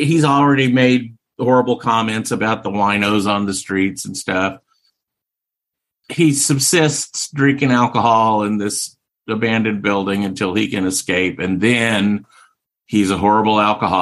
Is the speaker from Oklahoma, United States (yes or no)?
yes; Oklahoma, United States; my home state of Oklahoma